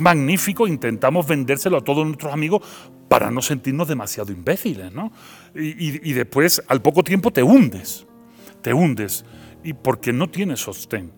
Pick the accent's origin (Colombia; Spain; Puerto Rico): Spain; Seville, Andalusia; accent: Andalusian; moved away as an adult; also born or lived in Belgium; now in Mexico; pero yo nací en Bélgica, pero, eh, pero soy sevillano, mi acento es andaluz